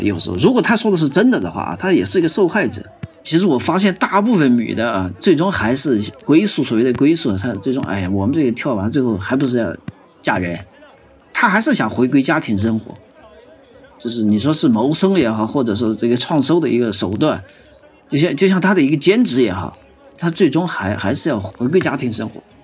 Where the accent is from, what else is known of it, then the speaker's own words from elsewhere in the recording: northern China, China; now in Chengdu, China; 我们是北方人嘛